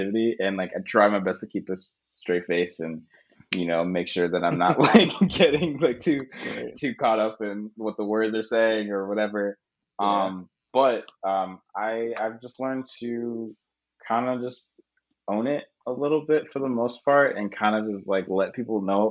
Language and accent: English; Boston, Massachusetts, United States; also born or lived in Connecticut; now in Brooklyn, United States; I was born in Boston, in America